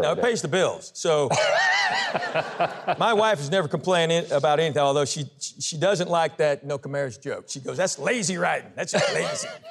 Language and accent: English; Knoxville, Tennessee, United States; I was born and raised in Knoxville, Tennessee.